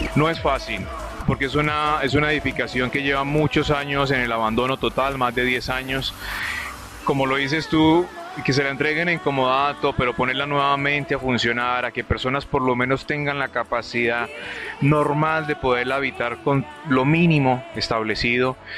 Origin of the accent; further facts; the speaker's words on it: Palmira, Valle del Cauca, Colombia; also born or lived in Cali; Yo no soy caleño, soy palmirano, pero viví muchos años en esta ciudad